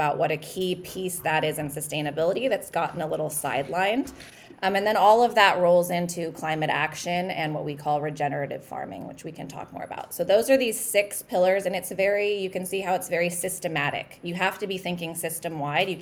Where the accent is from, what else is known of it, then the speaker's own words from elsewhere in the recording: Napa Valley, California, United States; I'm actually from Napa Valley. I'm from the wine country.